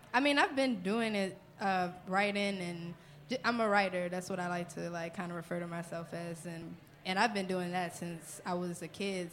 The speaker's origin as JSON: {"language": "English", "town": "New Orleans", "region": "Louisiana", "country": "United States", "said": "I'm from New Orleans"}